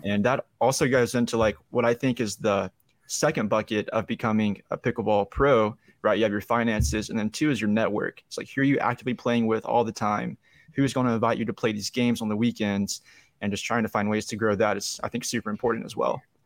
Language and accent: English; Young Harris, Georgia, United States; also born or lived in Atlanta metro area; now in Atlanta, United States; I'm from Young Harris, Georgia, which is like the northeast part of Georgia.